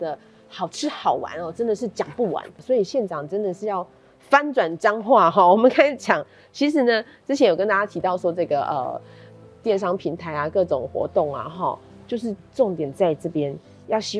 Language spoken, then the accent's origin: Chinese; Changhua County, Taiwan; 哎，对啊，当其他县市都还在在讨论啊，在酝酿的时候，我们彰化变得赢呢